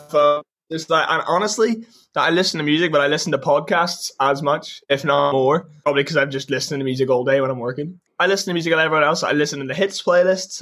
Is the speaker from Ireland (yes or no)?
yes; Ireland; I'm an Irish artist and all we do is play live